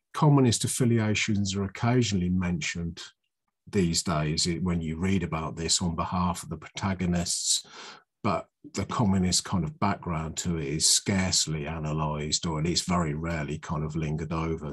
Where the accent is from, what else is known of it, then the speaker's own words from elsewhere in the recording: Oxfordshire, South East England, United Kingdom; I come from Oxfordshire, where you where it's more like a, sweet earth and kind of rolling hills.